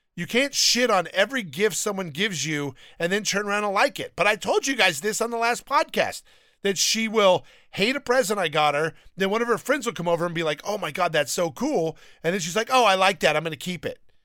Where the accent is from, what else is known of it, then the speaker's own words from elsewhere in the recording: Downey, California, United States; I grew up in Downey